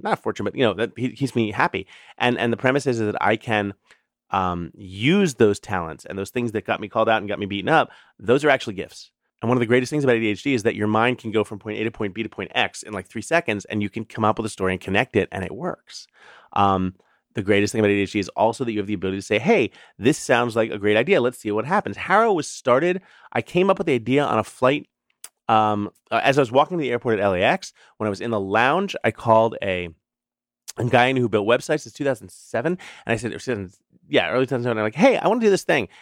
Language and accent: English; New York City, New York, United States; when I was growing up in the New York City public schools